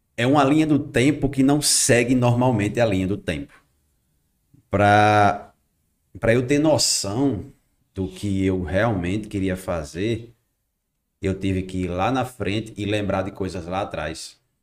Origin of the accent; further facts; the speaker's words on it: Macau, Rio Grande do Norte, Brazil; Sou natural aqui de Macau